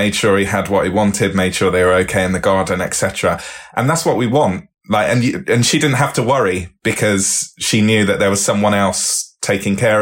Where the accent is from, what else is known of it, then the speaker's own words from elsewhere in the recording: Bristol, South West England, United Kingdom; I grew up in Bristol